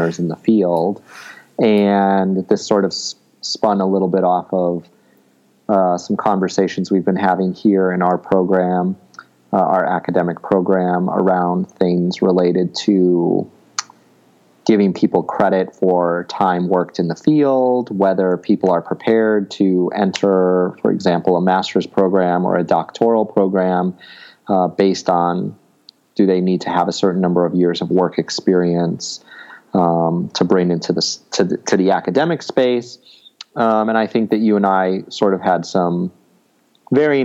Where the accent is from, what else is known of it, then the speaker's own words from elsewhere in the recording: United States; growing up in the United States